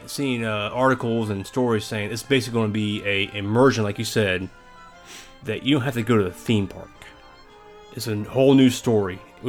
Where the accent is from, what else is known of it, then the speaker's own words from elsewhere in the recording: South Carolina, United States; I'm from South Carolina.